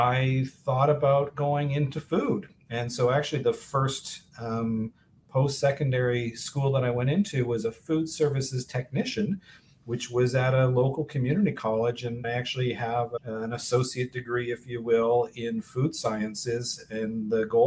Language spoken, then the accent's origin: English; Vancouver, British Columbia, Canada; moved away as an adult; also born or lived in Toronto / Boston / Cape Cod; now in Miami, United States; growing up in Vancouver, British Columbia.